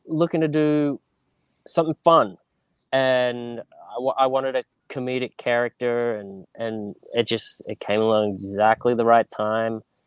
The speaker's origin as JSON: {"language": "English", "town": "Sydney", "region": "New South Wales", "country": "Australia", "tie": "born or raised there", "also_born_or_lived": "United Kingdom", "moved": "as an adult", "lives_now": "United States", "said": "growing up in Australia, um, in Sydney, Northern Beaches, which is a small little beach community"}